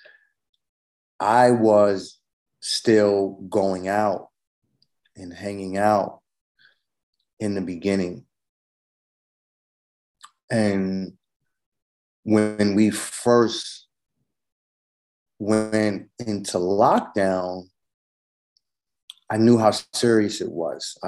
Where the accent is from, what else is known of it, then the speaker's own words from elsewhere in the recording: New York City, New York, United States; also born or lived in Manhattan, New York; from Queens, but I live in Manhattan now.